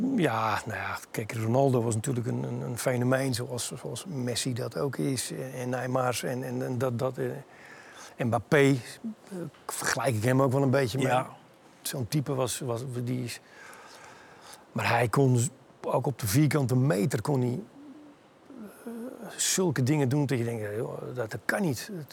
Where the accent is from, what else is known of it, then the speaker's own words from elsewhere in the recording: Netherlands; moved away as an adult; also born or lived in Italy; als Nederlandse jongen